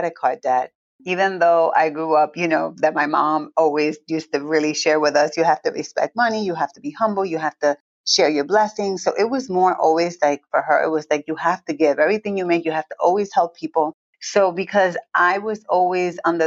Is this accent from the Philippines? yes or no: no; Villalba, Puerto Rico; also born or lived in Newark, New Jersey; I was born in Newark, New Jersey, grew up in Puerto Rico, and I'm really from the country, from a little town called Villalba.